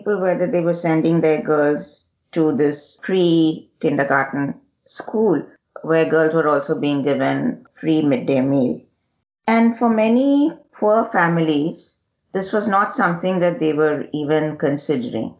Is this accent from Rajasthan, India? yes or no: no; Telangana, India; I'm originally from the Telangana region of the Deccan in South India